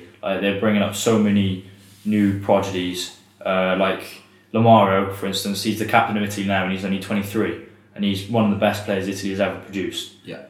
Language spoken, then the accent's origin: English; England, United Kingdom; English as well.